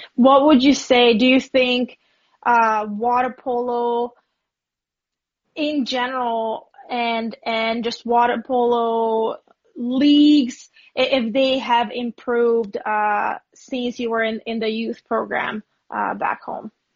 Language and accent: English; Budapest, Hungary; I'm from Budapest